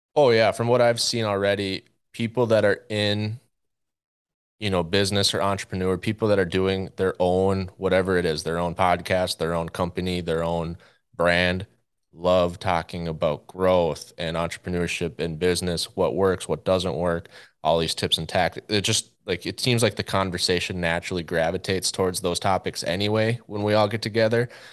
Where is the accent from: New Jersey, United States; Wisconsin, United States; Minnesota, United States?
Minnesota, United States; central; moved away as an adult; also born or lived in North Dakota; I grew up in Minnesota, central Minnesota, with a pretty traditional hunting and fishing family